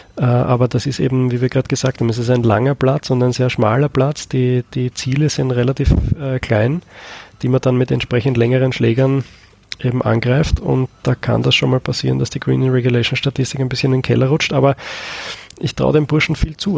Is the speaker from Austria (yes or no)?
yes; Austria; bei uns in Österreich